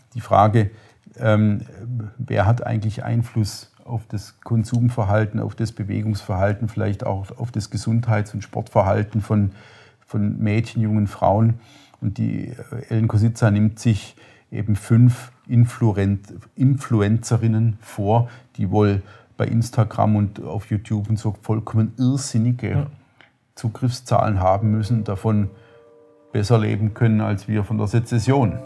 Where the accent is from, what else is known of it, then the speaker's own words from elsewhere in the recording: Upper Swabia, Baden-Württemberg, Germany; mit dem bin ich im Grunde groß geworden. Das ist so, oberschwäbische CDU war immer die Region, Schwaben, Oberschwaben